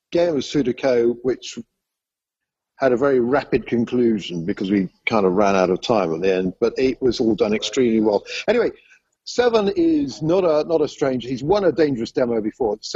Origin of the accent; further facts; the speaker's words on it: China; I'm … from China. All the way from China.